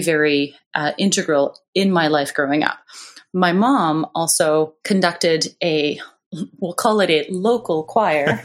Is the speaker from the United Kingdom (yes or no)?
no; Montreal, Quebec, Canada; now in Victoria, Canada; growing up in Montreal